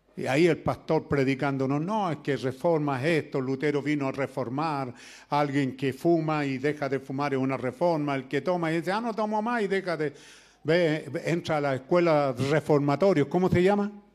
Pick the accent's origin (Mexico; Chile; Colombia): Chile; somos chilenos